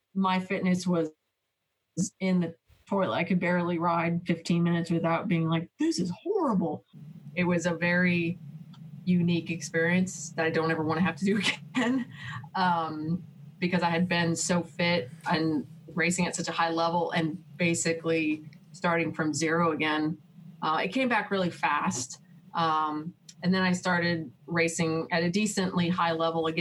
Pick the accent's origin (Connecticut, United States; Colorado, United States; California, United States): Colorado, United States; Boulder; I grew up in Colorado, Boulder, Colorado